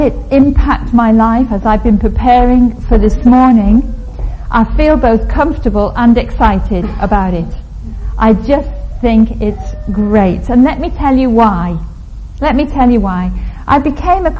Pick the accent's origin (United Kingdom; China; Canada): United Kingdom; Liverpool, North West England; I was brought up in … country